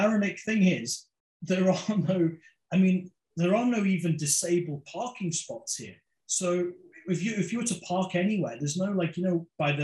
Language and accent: English; London, United Kingdom; moved away as an adult; now in Bahrain; I was born in London. So Indian heritage and born in London and lived in the UK for 24 years and worked there, went to university there, schooling, everything